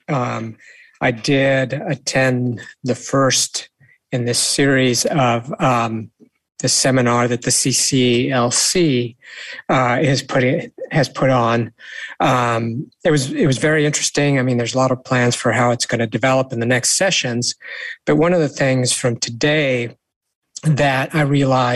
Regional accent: St. Helena, California, United States; growing up in St. Helena

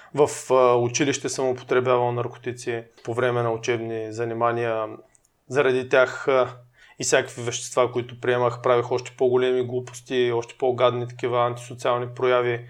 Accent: Burgas, Burgas Province, Bulgaria; now in Sofia, Bulgaria; ние сме от Бургас

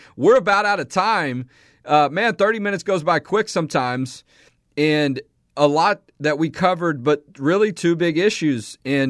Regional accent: Houston, Texas, United States; Houston, my hometown where I grew up.

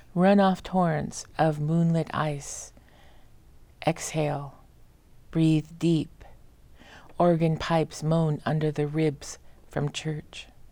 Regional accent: Madras, Oregon, United States; also born or lived in Santa Fe / Portland; I was raised in Central Oregon, went to school all twelve years at Madras High School

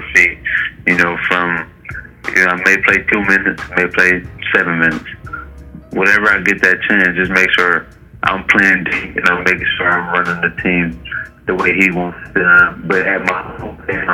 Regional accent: Detroit, Michigan, United States; in my hometown, Detroit.

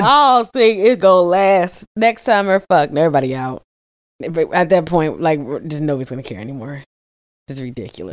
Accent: Midwest, United States; I'm from the Midwest, too

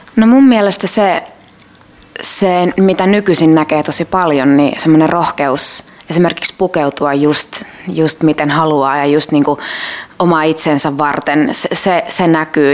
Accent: Kerava, Uusimaa, Finland; mä oon Keravalta kotoisin ja mun isä äiti asuu edelleen siellä

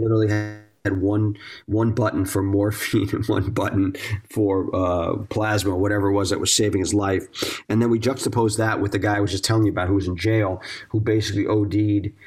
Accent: East Coast, United States; growing up on the East Coast

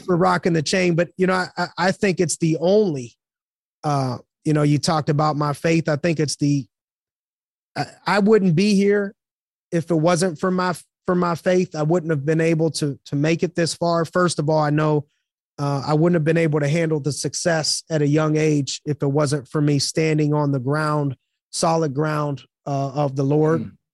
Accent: Youngstown, Ohio, United States; I'm from Youngstown, Ohio.

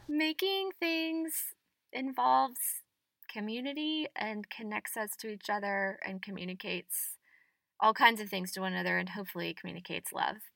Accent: the South, United States; as a Southerner

